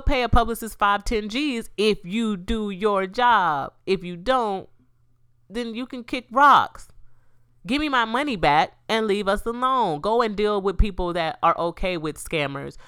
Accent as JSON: {"language": "English", "region": "Florida", "country": "United States", "tie": "born or raised there", "said": "This Florida, this my hometown. I mean, this my, my home state, too"}